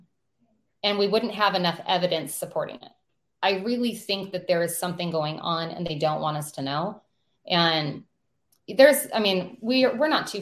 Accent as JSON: {"language": "English", "region": "North Idaho", "country": "United States", "said": "we're from North Idaho"}